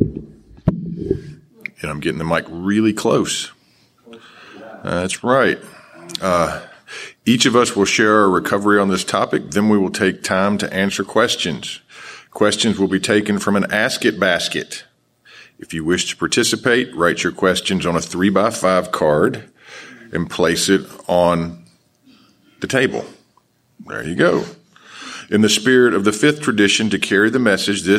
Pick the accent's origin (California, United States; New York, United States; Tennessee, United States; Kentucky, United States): Tennessee, United States; Nashville; I am from Nashville, Tennessee. This is where I got sober.